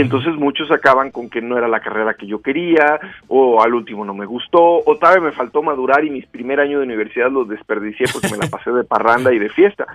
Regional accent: Rioverde, San Luis Potosí, Mexico; now in Guadalajara, Mexico; yo crecí en Río Verde

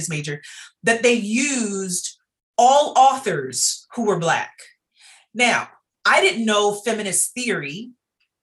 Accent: Baltimore, Maryland, United States; I'm also from Baltimore. And so I went to school my entire K-12

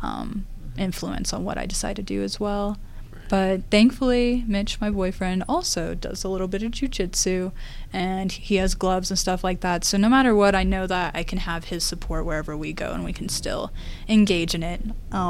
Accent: the South, United States; I'm from the South

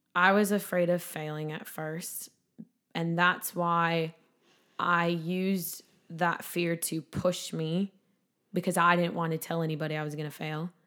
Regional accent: Sauk Rapids, Minnesota, United States; This is in my hometown. It's in Sauk Rapids

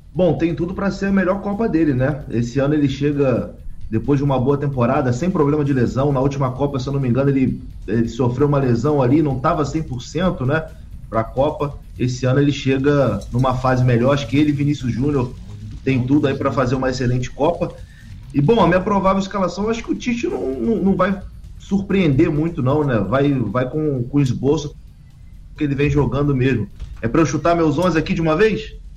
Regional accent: Angra dos Reis, Rio de Janeiro, Brazil; now in Rio de Janeiro, Brazil; Saudade da minha terrinha

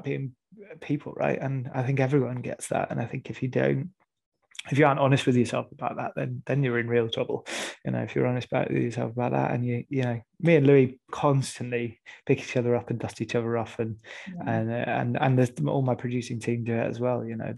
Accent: Rochdale, North West England, United Kingdom; I'm a lad from Rochdale who makes theatre

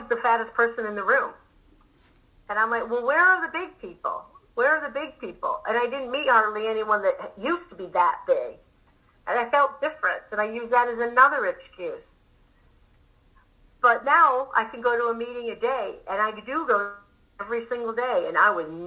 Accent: England, United Kingdom; moved away; I'm from England

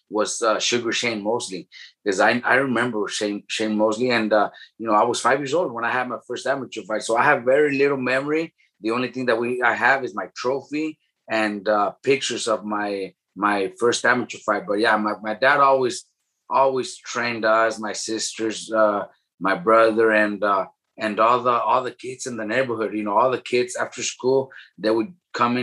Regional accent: Oxnard, California, United States; also born or lived in San Pedro, California; I was like 2 years old when they moved to Oxnard. So Oxnard is where I was raised.

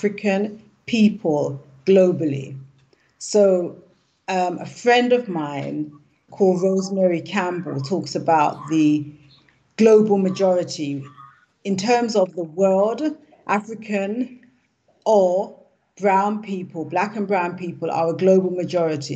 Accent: London, United Kingdom; also born or lived in Jamaica (heritage); now in Ghana; I was born in London. My parents are from Jamaica, so I'm of Jamaican heritage. I'm currently in Ghana

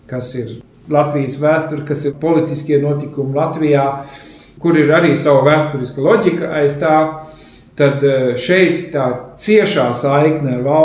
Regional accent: Germany; also born or lived in Scandinavia; es pats eh, esmu no Skandināvijas, bet eh, audzis Vācijā. Līdz ar to pārzina tās teritorijas.

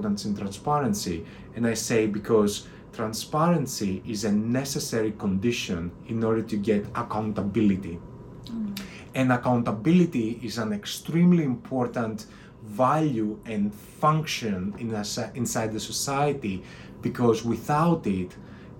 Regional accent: Athens, Attica, Greece; moved away as an adult; also born or lived in London; I grew up in Athens, Greece, which is a wonderful place.

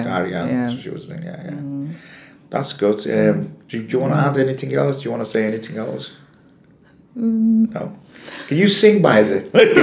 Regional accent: Iran; moved away; like I'm from Iran

